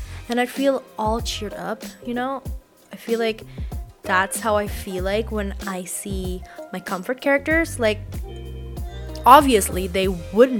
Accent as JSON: {"language": "English", "country": "Indonesia", "first_language": "Indonesian", "second_language": "English", "said": "my native language, in Bahasa Indonesia"}